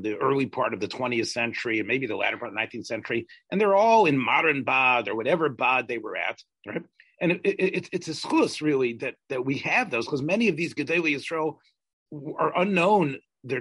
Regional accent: the South, United States; I'm from the South

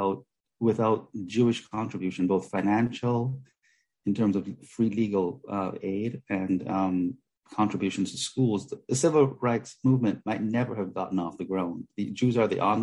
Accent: Jamaica; I grew up in Jamaica

